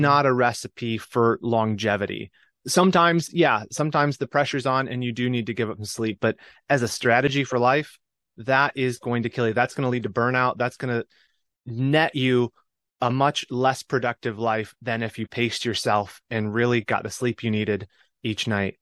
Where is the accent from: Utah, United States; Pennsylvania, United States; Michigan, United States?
Michigan, United States; moved away as an adult; my home state of Michigan